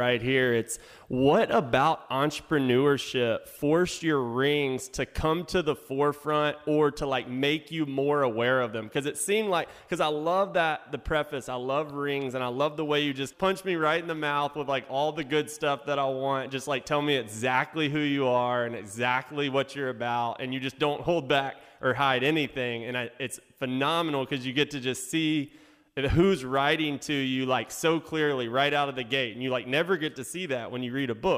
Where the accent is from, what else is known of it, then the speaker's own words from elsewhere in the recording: Louisiana, United States; I'm from Louisiana